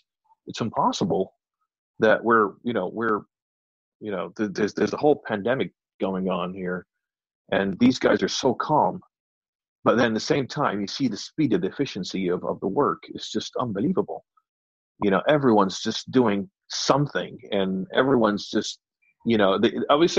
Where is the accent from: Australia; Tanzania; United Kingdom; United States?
United Kingdom; us being British